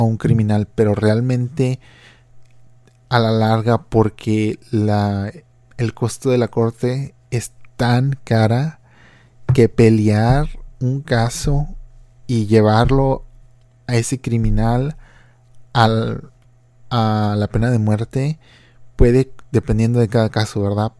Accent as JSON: {"language": "Spanish", "area": "Matamoros region", "region": "Tamaulipas", "country": "Mexico", "tie": "born or raised there", "said": "mi región de donde yo soy natal"}